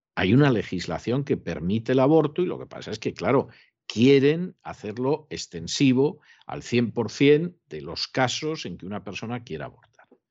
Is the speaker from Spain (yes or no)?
yes; Spain; moved away; en España, que es mi país de origen